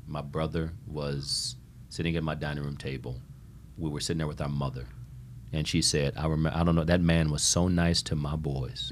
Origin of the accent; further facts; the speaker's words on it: Toledo, Ohio, United States; growing up in Toledo, Ohio, inner city Toledo, Ohio